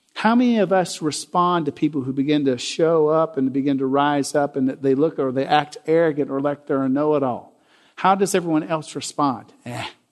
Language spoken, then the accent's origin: English; Jackson, Tennessee, United States; I came from Jackson, Tennessee. About fifty thousand people when I was growing up